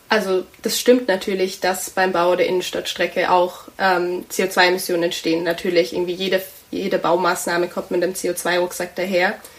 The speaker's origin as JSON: {"language": "German", "town": "Tübingen", "region": "Baden-Württemberg", "country": "Germany", "tie": "born or raised there", "said": "ich bin auch in Tübingen aufgewachsen, hier zur Schule gegangen"}